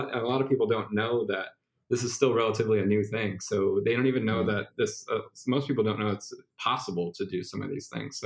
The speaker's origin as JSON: {"language": "English", "town": "Cleveland", "region": "Ohio", "country": "United States", "said": "I'm from Cleveland."}